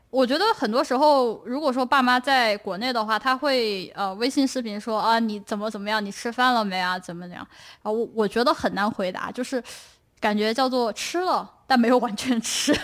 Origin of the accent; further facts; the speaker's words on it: Chongqing, China; now in United States; 我是重庆人